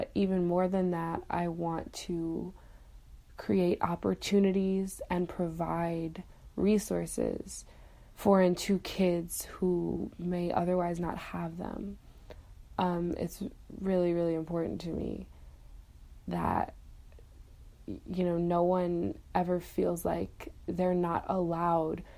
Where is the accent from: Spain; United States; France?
United States; Buffalo, New York; I'm from Buffalo, New York